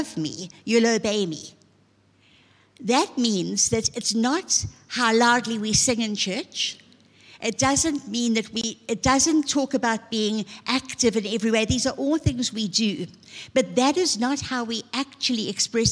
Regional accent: Zululand, KwaZulu-Natal, South Africa; I was from Zululand

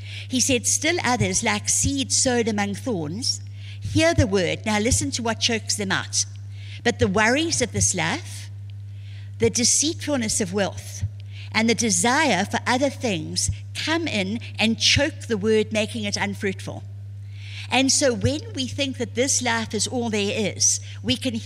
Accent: South Africa; I was born and raised in South Africa

